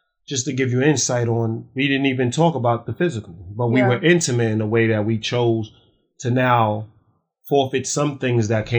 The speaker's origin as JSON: {"language": "English", "town": "New York City", "region": "New York", "country": "United States", "tie": "born or raised there", "said": "I grew up in Spanish Harlem."}